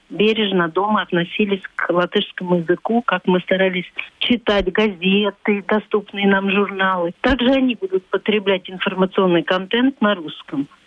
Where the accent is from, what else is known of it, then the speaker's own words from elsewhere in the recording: Latvia; first language Latvian; Russian is a second language; Я урожденная латышка, у меня родной язык латышки. Но я неплохо владею русским и общаюсь в обоих информационных пространствах.